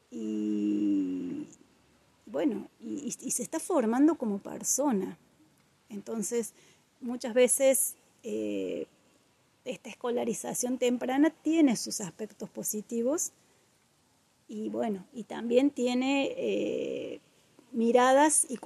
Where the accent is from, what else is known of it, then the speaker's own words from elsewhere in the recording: Córdoba, Argentina; moved away as an adult; now in Villa Carlos Paz, Argentina; soy mujer, soy Carlos Pacense, en realidad soy cordobesa, pero hace muchos años que vivo acá en Carlos Paz.